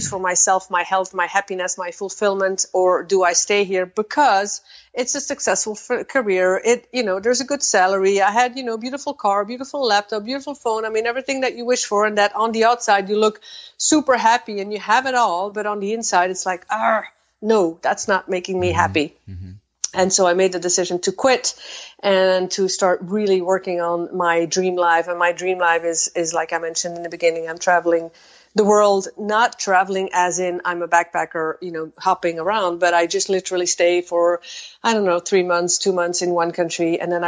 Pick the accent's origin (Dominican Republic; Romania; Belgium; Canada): Belgium; now in Netherlands; I am originally from Belgium, just like you. And I am currently standing in the Netherlands.